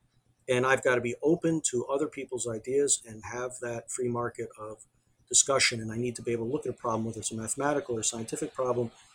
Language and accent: English; United States; as an American